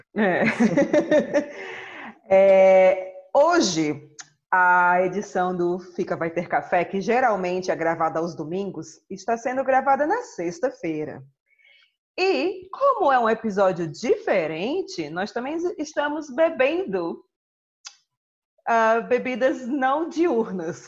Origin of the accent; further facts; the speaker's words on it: Northeast Region, Brazil; eu como boa nordestina